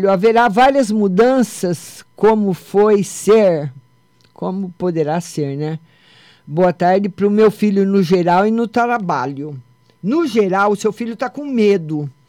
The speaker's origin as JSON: {"language": "Portuguese", "town": "Votuporanga", "region": "São Paulo", "country": "Brazil", "said": "eu, eu sou de Votoporanga, lembra?"}